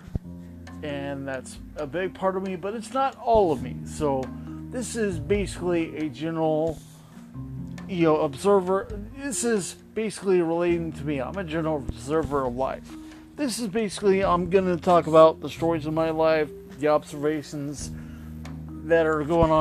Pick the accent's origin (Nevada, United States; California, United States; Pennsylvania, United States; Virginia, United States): Nevada, United States; Las Vegas; now in Orlando, United States; born and raised in Las Vegas.